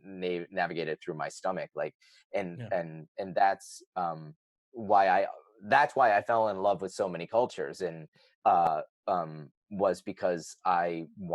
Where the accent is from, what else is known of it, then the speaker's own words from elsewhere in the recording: Northeast, United States; I grew up in the Northeast of America.